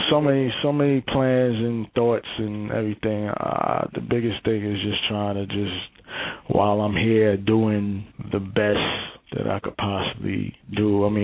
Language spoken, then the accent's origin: English; Brooklyn, New York, United States; and I'm from Brooklyn, so I'm starting